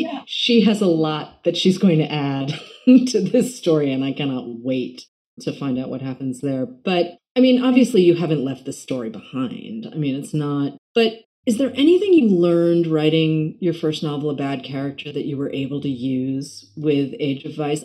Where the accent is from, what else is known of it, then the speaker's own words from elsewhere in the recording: New York, United States; as a New Yorker